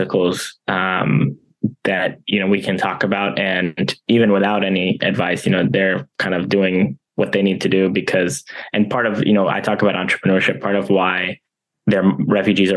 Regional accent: United States; born or raised there

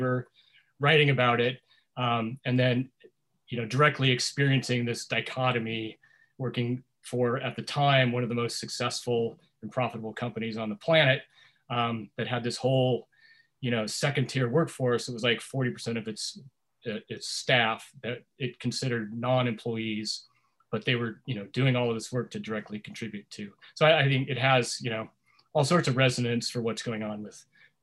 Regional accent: Washington, United States; also born or lived in San Diego, California; I was born in California, in San Diego. My family moved to the Pacific Northwest when I was 10. And my dad was a carpenter in California and also in Washington State

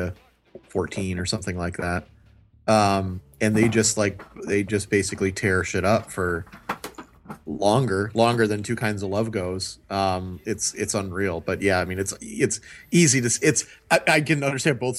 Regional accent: Milwaukee, Wisconsin, United States; growing up in Milwaukee

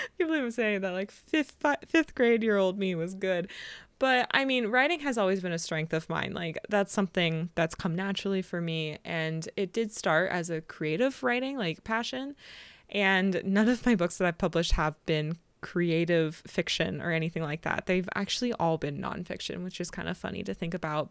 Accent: California, United States; I'm from California

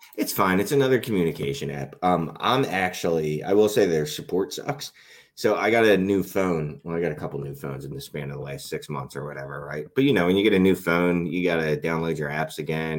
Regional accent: Philadelphia, Pennsylvania, United States; I'm from Philadelphia

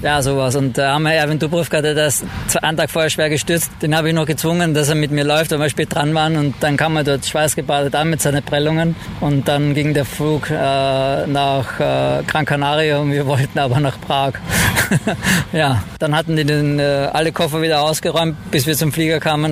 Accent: Vienna, Austria; born or raised there; now in Cologne, Germany

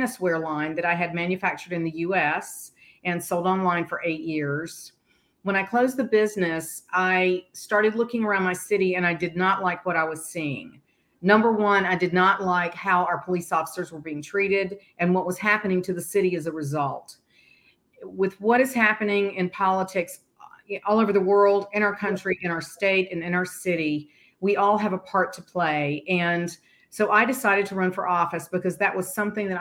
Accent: Bessemer City, North Carolina, United States; also born or lived in Boston / Greensboro, North Carolina; I am born and raised in North Carolina, a small town outside of Charlotte called Bessemer City that was a mill town

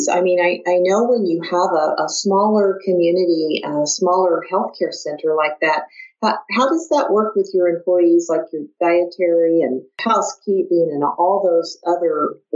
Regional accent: Midwest, United States; I'm from the Midwest

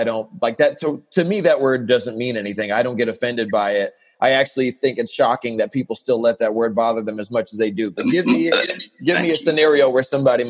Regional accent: San Diego, California, United States; I'm born and raised in San Diego

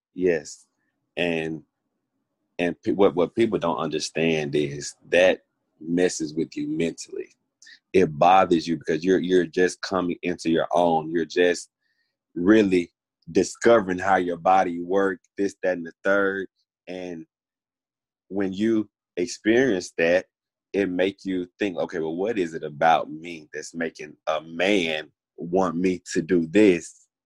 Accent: Grenada, Mississippi, United States; also born or lived in Coffeeville, Mississippi / Oxford, Mississippi; I was born in Coffeeville, raised in Grenada, spent a lot of time in Grenada between Grenada and Oxford.

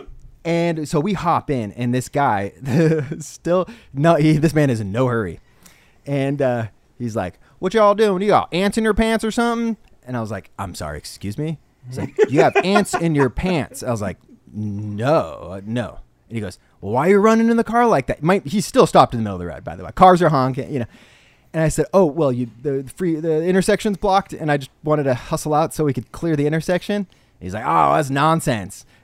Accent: California, United States; also born or lived in Midwest; Am I proud to be Californian? Sure. Is it my favorite state I've ever lived in? Of course. It's also home.

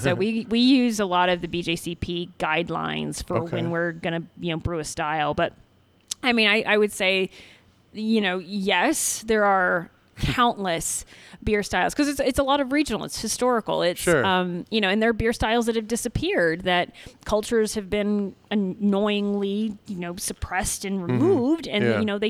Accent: Oklahoma, United States; also born or lived in Texas; So I'm originally from Oklahoma and Texas. And moved around a lot when I was a kid, and then ended up at University of Oklahoma studying physics.

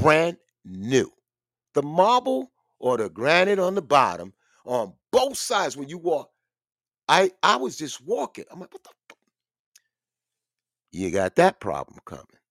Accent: United States; I was born in the United States around Italian, Jewish, and all

